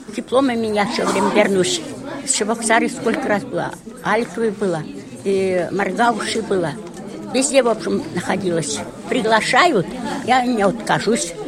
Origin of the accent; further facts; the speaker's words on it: Akchikasy, Chuvashia, Russia; Я сама из Красночитайского района, Акчикасы деревня